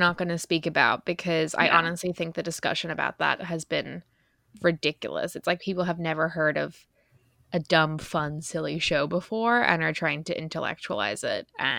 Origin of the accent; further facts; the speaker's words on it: Ireland; accent: Irish; or All Adults Here, as I would say in my Irish accent, by Emma Straub.